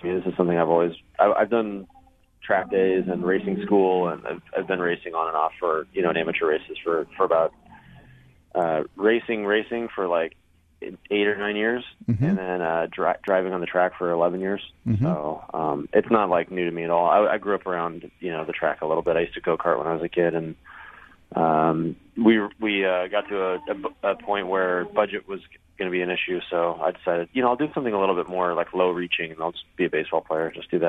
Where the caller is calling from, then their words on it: Sebring, Florida, United States; I'm calling in from the straightaway between turn 16 and 17 at Sebring.